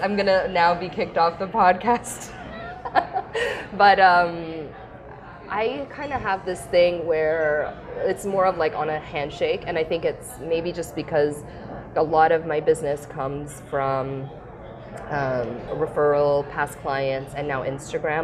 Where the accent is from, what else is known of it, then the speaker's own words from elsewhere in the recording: Vaughan, Ontario, Canada; I come from Vaughan